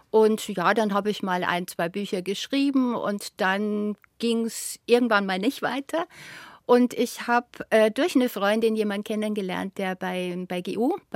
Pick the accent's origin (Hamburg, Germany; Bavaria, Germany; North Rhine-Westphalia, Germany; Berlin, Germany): Bavaria, Germany; bei uns im Allgäu war ja